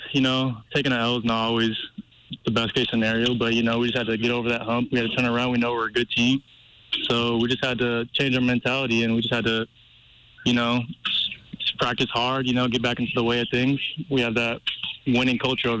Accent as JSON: {"language": "English", "town": "Seattle", "region": "Washington", "country": "United States", "tie": "born or raised there", "moved": "as an adult", "lives_now": "Missoula, United States", "said": "I grew up watching football in Washington"}